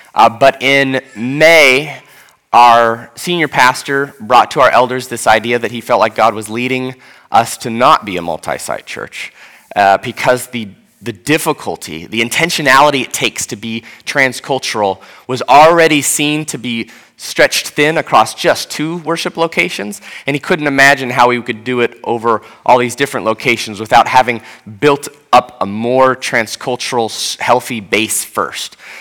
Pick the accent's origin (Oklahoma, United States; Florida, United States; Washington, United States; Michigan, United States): Washington, United States; Seattle; moved away as an adult; now in Atlanta, United States; as a white person from Seattle